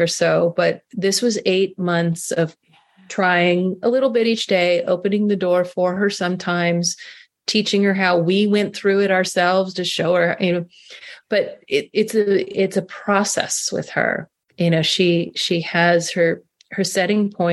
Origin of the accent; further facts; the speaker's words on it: Carmel Valley, California, United States; moved away as an adult; We moved back to my hometown in Carmel Valley